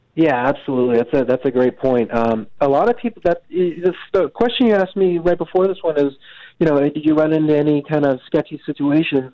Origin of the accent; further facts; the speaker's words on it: Medford, United States; I grew up in Medford, and uh, you know, it's not really you know, it's not really the uh, the, the, the wilderness out there